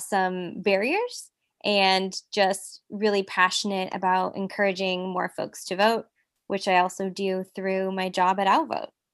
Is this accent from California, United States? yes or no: yes; Silicon Valley, California, United States; now in Los Angeles, United States; I'm currently based in Los Angeles. I'm from the Silicon Valley. I grew up a daughter of a Mexican immigrant